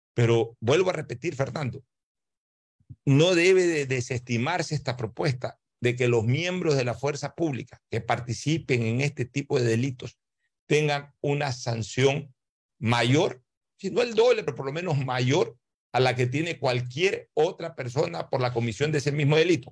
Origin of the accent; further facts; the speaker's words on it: Ecuador; somos los ecuatorianos